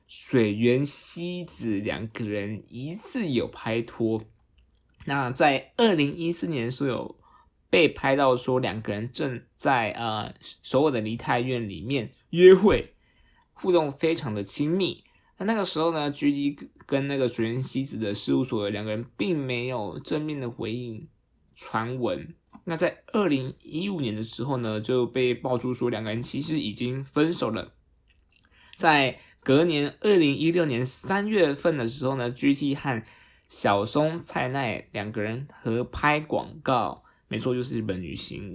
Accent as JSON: {"language": "Chinese", "country": "Taiwan", "accent": "Taiwanese Mandarin", "said": "激动到我都要台湾国语"}